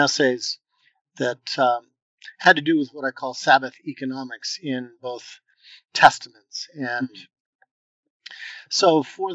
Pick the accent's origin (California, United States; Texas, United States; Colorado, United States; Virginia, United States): California, United States; Los Angeles; I grew up in Southern California, in the Los Angeles area.